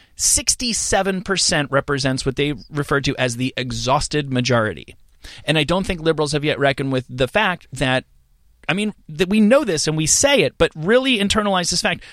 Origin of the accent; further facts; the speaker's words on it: New Jersey, United States; moved away as an adult; also born or lived in New York; I'm from New Jersey, but I, I was an adult in New, came t-, into adulthood in New York.